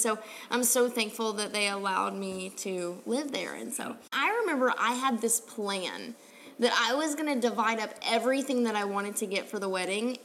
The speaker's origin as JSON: {"language": "English", "region": "Tennessee", "country": "United States", "moved": "yes", "said": "I'm originally from Tennessee, and so all my family was back there"}